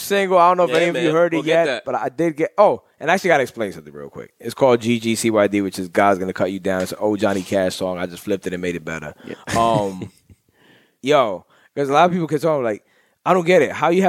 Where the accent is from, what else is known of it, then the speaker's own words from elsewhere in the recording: New York, United States; he knew my accent. He's like, yo, you're from New York